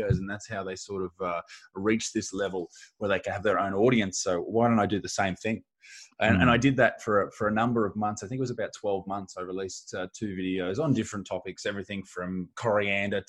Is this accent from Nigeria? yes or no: no; Australia; I'm a comedian from Australia